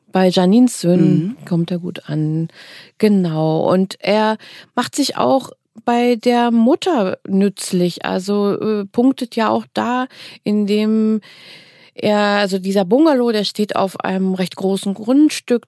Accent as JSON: {"language": "German", "region": "East Germany", "country": "Germany", "said": "ich komme ja selber aus dem Osten"}